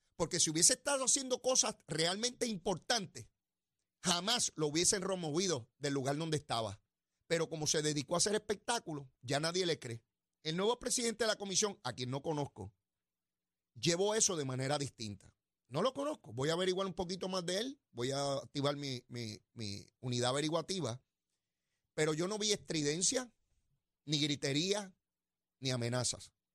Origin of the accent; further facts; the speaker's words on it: Puerto Rico; yo soy boricua, ciudadano americano